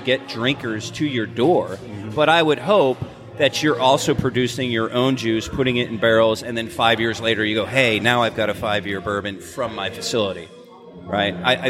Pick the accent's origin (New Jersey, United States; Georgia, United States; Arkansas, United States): Georgia, United States; Athens; let's just call it in Athens because I'm from Athens, right?